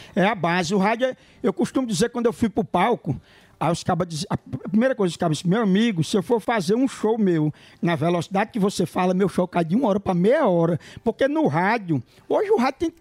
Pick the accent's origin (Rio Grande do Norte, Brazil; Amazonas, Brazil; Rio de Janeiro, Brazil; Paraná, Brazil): Rio Grande do Norte, Brazil; Cachoeira do Sapo; now in São Paulo, Brazil; Cachoeira do Sapo, fica no Rio Grande do Norte, a minha cidade